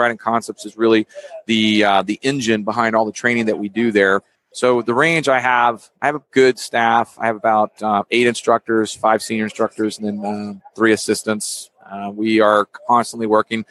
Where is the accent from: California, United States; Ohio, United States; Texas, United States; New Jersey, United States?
Texas, United States; moved away as an adult; born and raised in Texas, I left for the Navy.